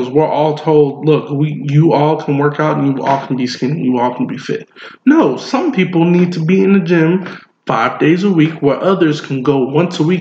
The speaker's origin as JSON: {"language": "English", "region": "North Carolina", "country": "United States", "said": "I'm from North Yo, Carolina."}